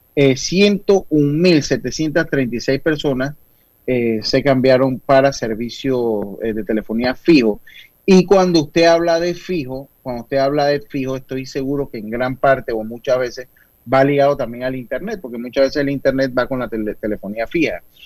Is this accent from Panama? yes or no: yes; Panama; yo como panameño